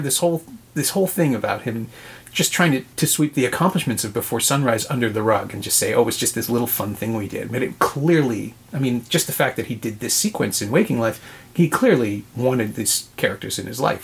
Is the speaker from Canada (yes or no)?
yes; Toronto, Ontario, Canada; born and raised in Toronto but New York is home